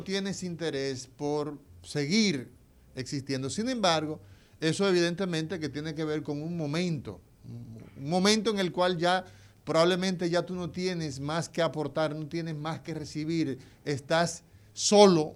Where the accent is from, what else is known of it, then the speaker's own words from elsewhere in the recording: Dominican Republic; somos los dominicanos